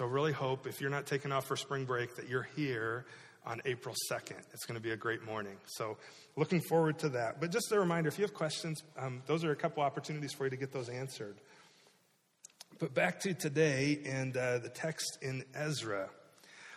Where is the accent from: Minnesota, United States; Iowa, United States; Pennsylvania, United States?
Iowa, United States; moved away; I grew up in Iowa